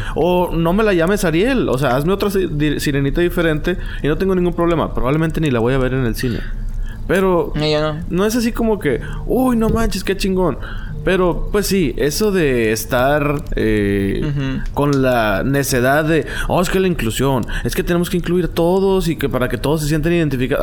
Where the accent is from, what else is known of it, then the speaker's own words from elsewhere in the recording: Mexico; yo soy mexicano